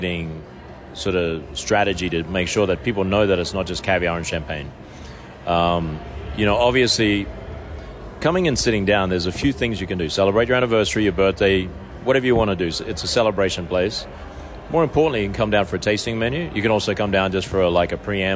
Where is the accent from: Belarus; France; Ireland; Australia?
Australia; now in Las Vegas, United States; how I am as an Australian